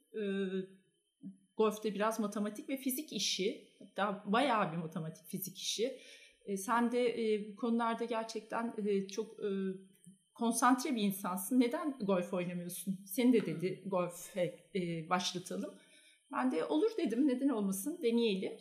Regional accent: Ankara, Turkey; moved away as an adult; now in Istanbul, Turkey; ben Ankaralıyım

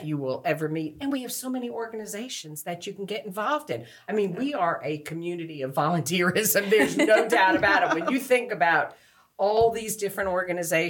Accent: New York, United States; moved away as an adult; now in New Bern, United States; I grew up right outside of New York City

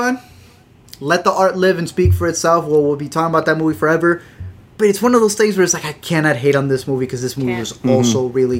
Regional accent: Illinois, United States; you're from New York, we're from Illinois

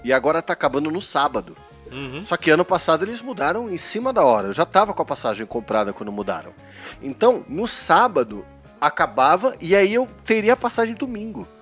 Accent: Paulista, São Paulo, Brazil; eu sou paulista escarrado, né, meu? Eu sou aquele paulista que tem medo do Rio de Janeiro

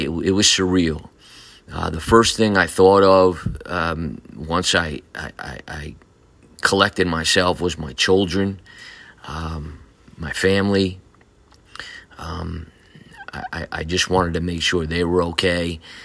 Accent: Newburgh, New York, United States; I was born in Newburgh, New York, in Saint Luke's Hospital. Like many of you, um, we grew up in the city of Newburgh.

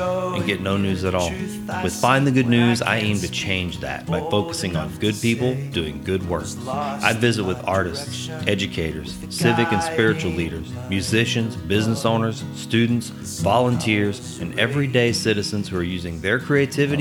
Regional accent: Sulphur, Louisiana, United States; my hometown, Sulphur, Louisiana

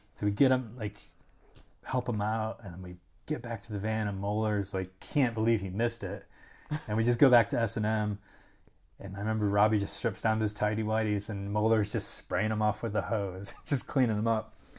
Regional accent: Rochester, United States; also born or lived in Dayton, Ohio; I was born in Rochester

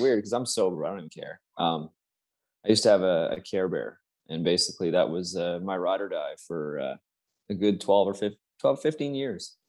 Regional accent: Canada; I'm from Canada, so I'm down there by almost New York

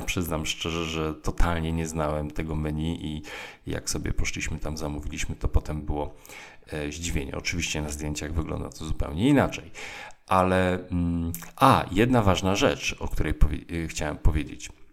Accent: Tricity area, Pomeranian Voivodeship, Poland; ja jestem z okolic e, Trójmiasta

